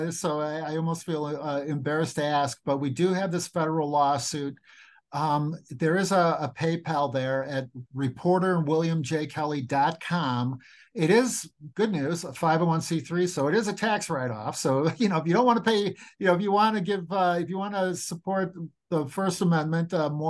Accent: Chicago, Illinois, United States; I grew up on the South Side, but I've been living and working in downtown Chicago, most of my adult life now

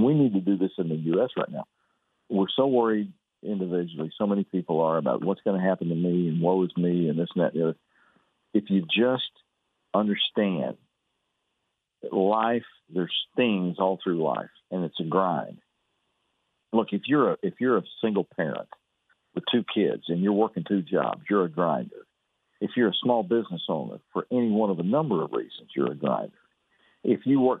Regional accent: Fairfield, Texas, United States; I was raised over in Fairfield, and we always came to Waco

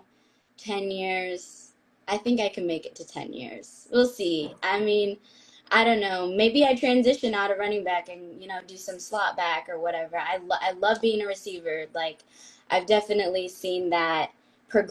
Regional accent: San Diego, California, United States; I was raised in San Diego

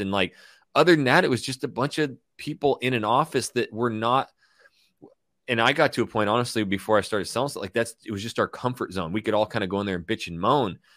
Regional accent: Coeur d'Alene, Idaho, United States; moved away as an adult; also born or lived in Hayden Lake, Idaho / Portland; my hometown of Coeur d'Alene, Idaho, Hayden Lake, Idaho

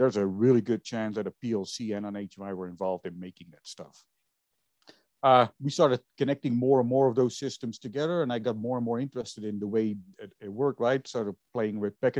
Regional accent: Netherlands; moved away; I was originally born and raised in Holland

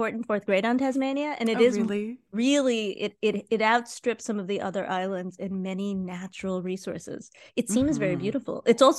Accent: Cleveland, Ohio, United States; And I grew up in on the East Side, which was very diverse, very upper middle class, that kind of thing. And he saw that the Cleveland Museum of Art, where he and I both grew up going to, drew a lot more people.

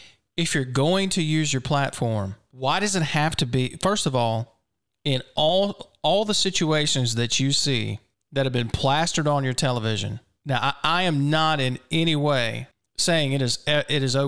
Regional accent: Brandon, Mississippi, United States; also born or lived in Flowood, Mississippi; technically, my hometown is Flowood, but I grew up in Brandon

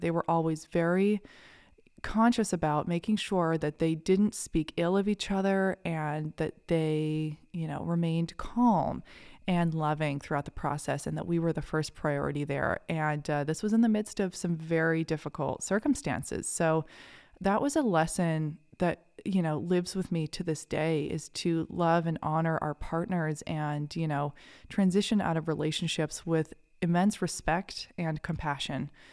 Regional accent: Kennebunk, Maine, United States; I grew up in a little town called Kennebunk, Maine

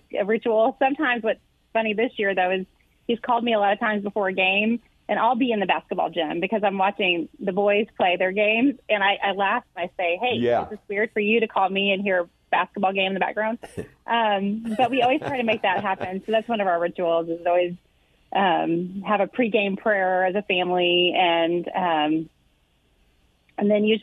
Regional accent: Cape Girardeau, Missouri, United States; moved away as an adult; also born or lived in Ohio; now in Texas, United States; I grew up in Cape Girardeau

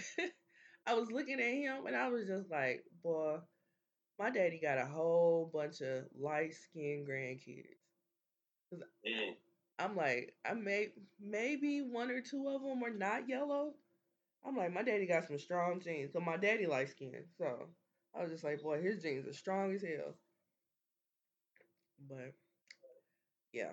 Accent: Kansas City, Missouri, United States; we're from Kansas City.

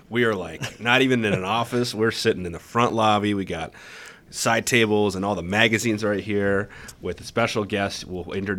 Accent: Crosslake, Minnesota, United States; like me growing up in Cross Lake

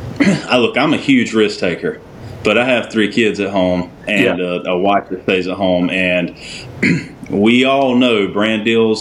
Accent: Benson, North Carolina, United States; I mean, she grew up in Coates. I grew up in Benson. We live in Dunn.

